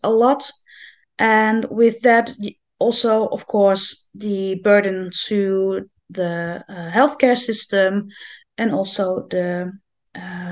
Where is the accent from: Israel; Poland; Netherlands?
Netherlands; I'm from the Netherlands.